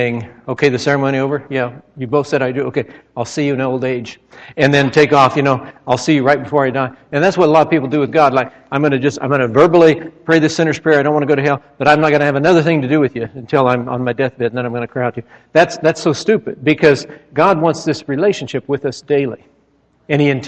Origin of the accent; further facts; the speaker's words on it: Nebraska, United States; when I was a child, I grew up in Nebraska